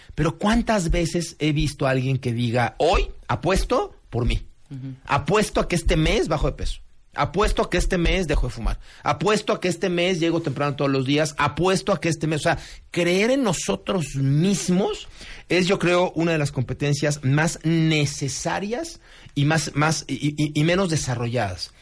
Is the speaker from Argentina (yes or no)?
no; Mexico; somos los mexicanos